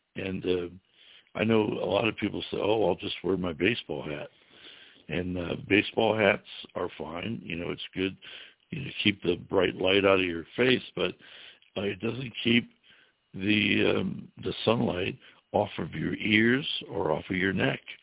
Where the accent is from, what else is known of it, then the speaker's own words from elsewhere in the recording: Ohio, United States; moved away as an adult; also born or lived in Florida Keys; now in Florida, United States; I was from Ohio